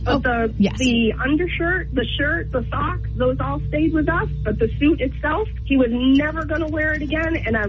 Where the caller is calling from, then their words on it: Loudon, New Hampshire, United States; from Loudoun.